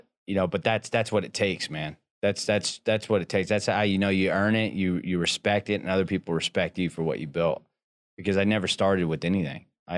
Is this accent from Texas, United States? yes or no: yes; Texas, United States; I'm good in that because I came from South Texas oil field.